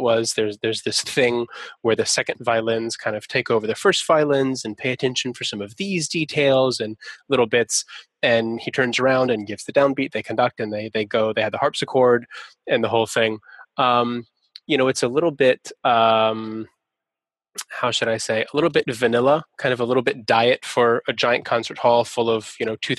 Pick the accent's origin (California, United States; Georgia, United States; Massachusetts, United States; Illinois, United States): Georgia, United States; Atlanta; That's my hometown orchestra. I'm from Atlanta